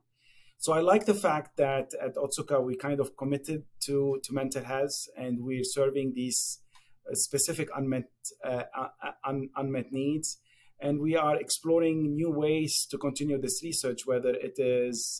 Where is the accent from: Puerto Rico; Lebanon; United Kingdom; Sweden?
Lebanon; moved away as an adult; also born or lived in Japan; now in United States; as probably you can guess from my accent, I was born and raised in Lebanon.